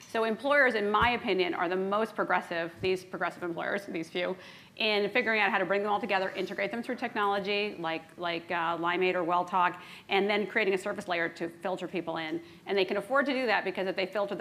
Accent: New York City, New York, United States; moved away as an adult; now in Boston, United States; So I'm a New Yorker

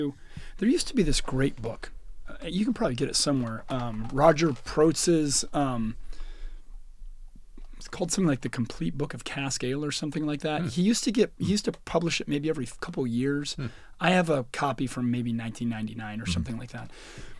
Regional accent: United States; I do. Because I'm American.

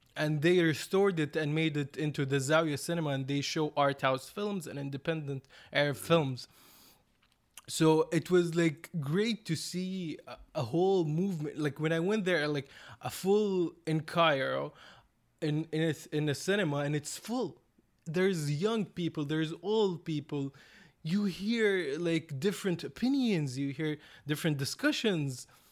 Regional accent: Saudi Arabia; I come from Saudi Arabia, a, a coastal city with like a lot of mixed cultures, but no cinema

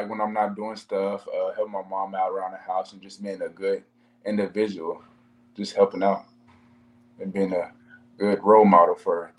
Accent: Oklahoma, United States; growing up in Oklahoma

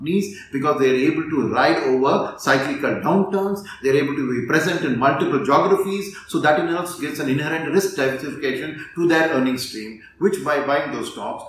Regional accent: India; as Indian investors

